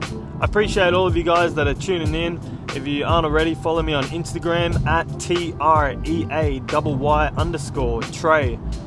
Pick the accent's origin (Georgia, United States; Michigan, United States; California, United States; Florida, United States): California, United States; Myself, I grew up on the Central Coast, and not many people get real famous out of the Central Coast.